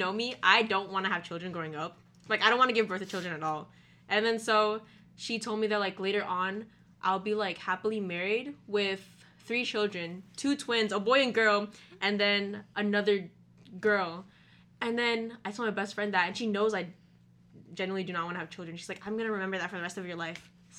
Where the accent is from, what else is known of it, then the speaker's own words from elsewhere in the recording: Philippines; He's basically my cousin too, because we're both Filipino.